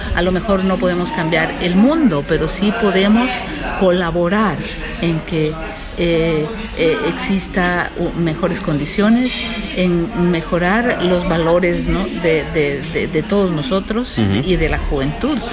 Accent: Mexico; lo que hacemos en, México

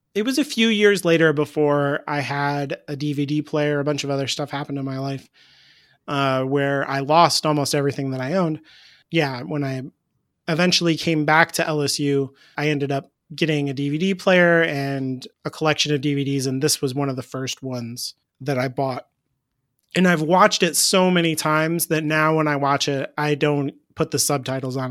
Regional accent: United States; I'm an American

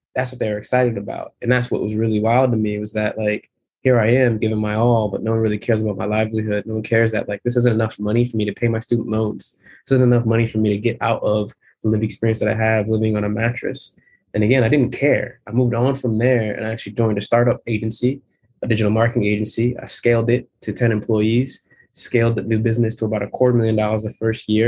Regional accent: Connecticut, United States; moved away as an adult; also born or lived in Philadelphia; the trauma ridden place I grew up in Connecticut

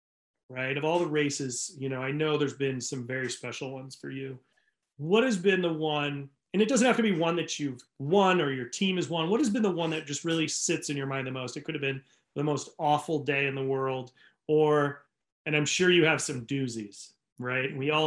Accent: New England, United States; now in California, United States; I live in California. I grew up in New England, so I know what snow is.

